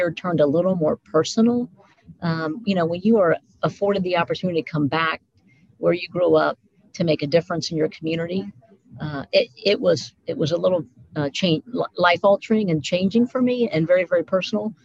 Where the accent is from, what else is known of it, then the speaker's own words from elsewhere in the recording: Mount Vernon, Ohio, United States; So we grew up in Mount Vernon, Ohio